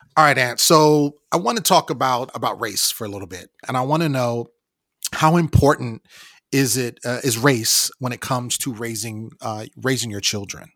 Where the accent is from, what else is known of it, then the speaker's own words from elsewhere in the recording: West Coast, United States; I grew up on the West Coast